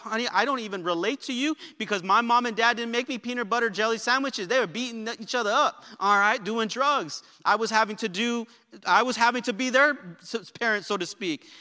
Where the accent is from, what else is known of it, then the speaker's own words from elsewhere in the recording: South El Monte, California, United States; where I was born in South El Monte, Greater South El Monte Hospital